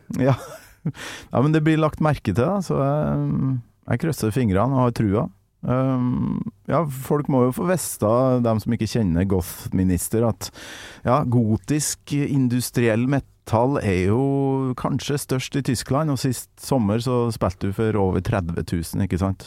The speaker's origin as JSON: {"language": "Norwegian", "region": "Trøndelag", "country": "Norway", "said": "der jeg kommer fra, oppe i Nord-Trøndelag"}